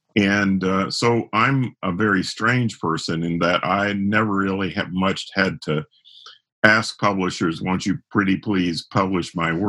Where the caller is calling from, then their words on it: Lexington, Kentucky, United States; I'm sequestered in Lexington, Kentucky, where it's Seattle weather, pouring rain and lots of coffee.